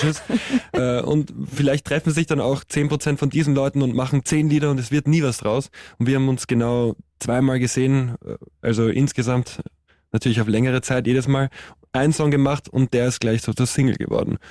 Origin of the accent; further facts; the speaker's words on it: Austria; als Österreicher